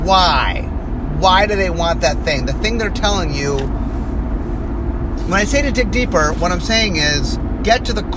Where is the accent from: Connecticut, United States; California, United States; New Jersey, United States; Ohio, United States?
Ohio, United States; Cleveland; I grew up in Cleveland, Ohio